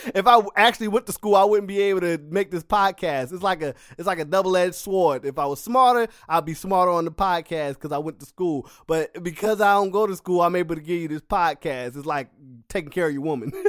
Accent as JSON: {"language": "English", "town": "Philadelphia", "region": "Pennsylvania", "country": "United States", "said": "I'm a Philadelphian"}